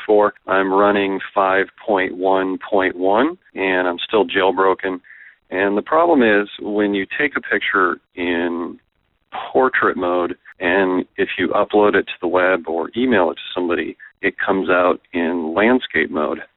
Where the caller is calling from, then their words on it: Colorado, United States; I'm calling from Colorado